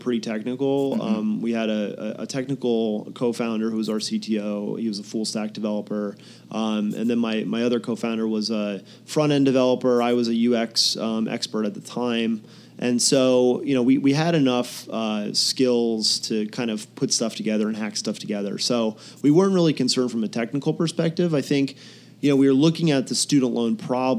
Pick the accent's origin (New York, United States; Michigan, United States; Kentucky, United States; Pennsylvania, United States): Pennsylvania, United States; moved away as an adult; also born or lived in Boston / San Diego; I grew up in Pennsylvania, kind of very rural country, and there wasn't much going on